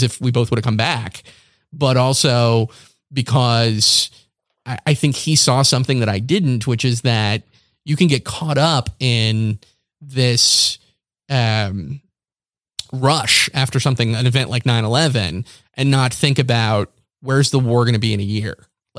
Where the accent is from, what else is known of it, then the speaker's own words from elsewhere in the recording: Morehead City, North Carolina, United States; born there; I was born in North Carolina. I was born in Eastern North Carolina. I was technically born in Morehead City, North Carolina, but that's because that's where the nearest hospital was.